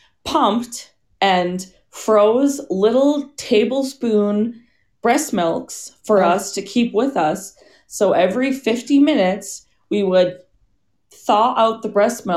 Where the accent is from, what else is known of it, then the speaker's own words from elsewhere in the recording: International Falls, Minnesota, United States; moved away; I was born in International Falls, which is on the border. Right. Northernmost city in the lower 48.